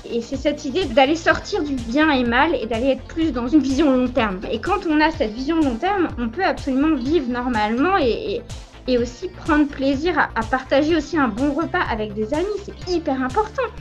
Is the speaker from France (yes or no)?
yes; France; surtout en tant que Français